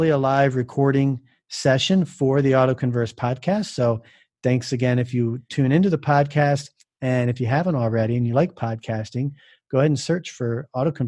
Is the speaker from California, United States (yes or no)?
no; Jupiter, Florida, United States; I grew up in Florida, Jupiter, Florida, specifically.